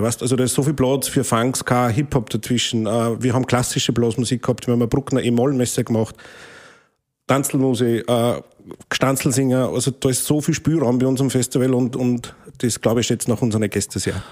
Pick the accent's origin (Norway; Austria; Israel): Austria; St. Martin im Innkreis, Upper Austria; meinen Heimatort in St. Martin im Innkreis